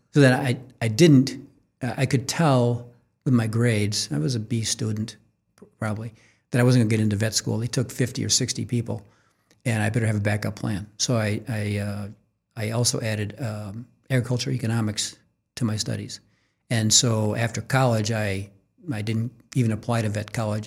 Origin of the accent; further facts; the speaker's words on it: Orchard Park, New York, United States; moved away as an adult; also born or lived in Syracuse, New York; now in Kansas City, United States; we went to high school in, in, in Orchard Park, home of the Buffalo Bills